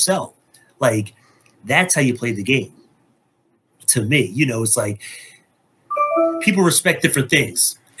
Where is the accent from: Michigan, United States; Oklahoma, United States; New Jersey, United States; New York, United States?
New Jersey, United States; also born or lived in Philadelphia area; Me and, you know, Ramona bonded from being from New Jersey. You know, like, yeah, we're both from Jersey